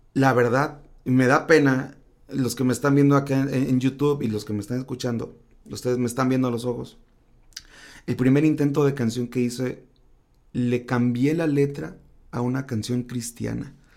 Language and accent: Spanish; Tacámbaro, Michoacán, Mexico; now in Mazatlán, Mexico; soy originario de Tecámbaro, Michoacán, pero actualmente radico en Mazatlán, Sinaloa